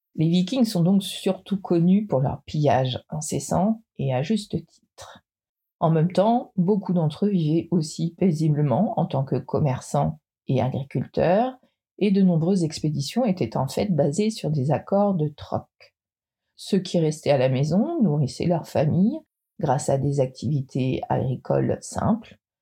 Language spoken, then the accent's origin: French; Brittany, France; je suis bretonne